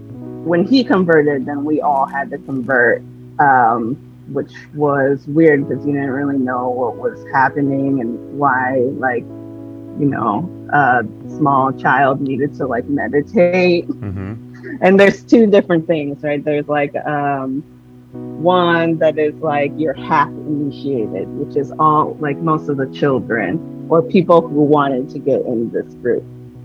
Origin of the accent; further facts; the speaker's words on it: Portland, Oregon, United States; also born or lived in California; So I say I'm from Portland because that's the most time that I've ever stayed at. But I was born in California.